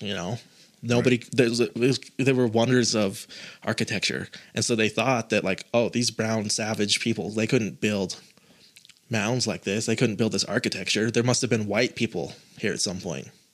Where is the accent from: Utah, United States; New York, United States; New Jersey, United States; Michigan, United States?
Utah, United States; I was born and raised in Utah